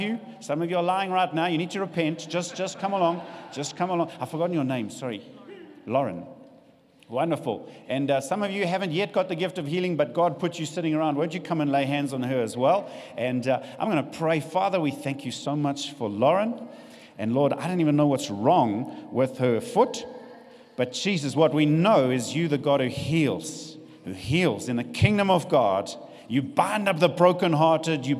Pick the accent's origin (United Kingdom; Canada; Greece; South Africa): South Africa; also born or lived in Richards Bay, South Africa; we know what it's like being South African